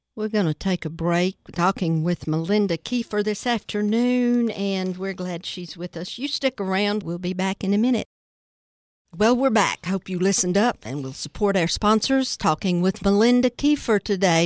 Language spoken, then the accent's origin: English; United States; I was born and raised in Putnam County